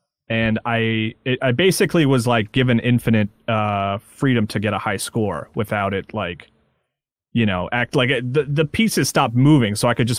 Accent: South Carolina, United States; I growing up in South Carolina and you growing up in Minnesota

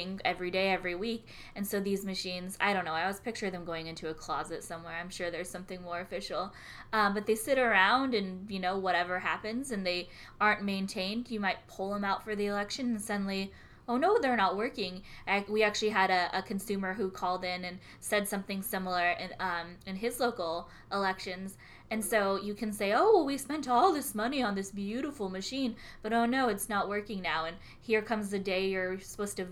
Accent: California, United States; I'm a California native

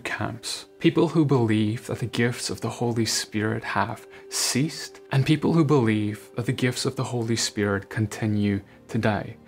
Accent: South Africa; I grew up Dutch Reformed in South Africa

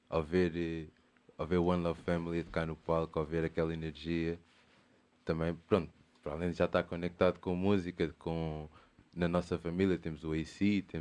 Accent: Portugal; born or raised there; also born or lived in São Vicente, Cape Verde / Lisbon

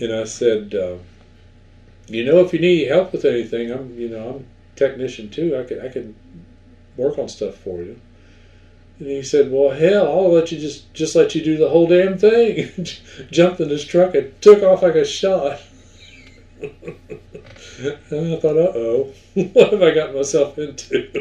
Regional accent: St. Albans, West Virginia, United States; the local station in my hometown, WKLC AM and FM in St. Albans

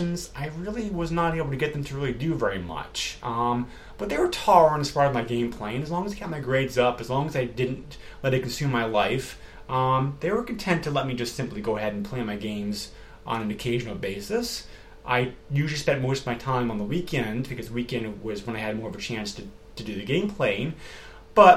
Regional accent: Amherst, New Hampshire, United States; also born or lived in Massachusetts; even though I was born in Mass and I'm a native New Englander, where I still am now, we did move around quite a lot before the age of 8. And finally in 1984, we set out in the town of Amherst, New Hampshire

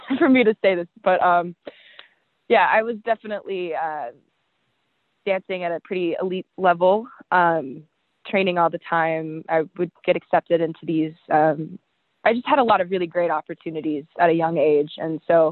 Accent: Riverside, California, United States; now in Los Angeles, United States; I grew up in Riverside, California, which is about an hour and a half inland from LA.

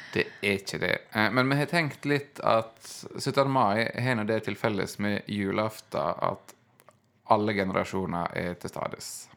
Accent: Ørsta, Møre og Romsdal, Norway; moved away; hjemme i Ørsta, der jeg kommer fra

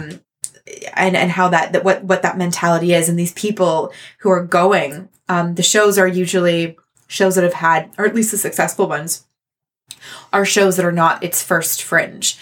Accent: Canada; I'm Canadian

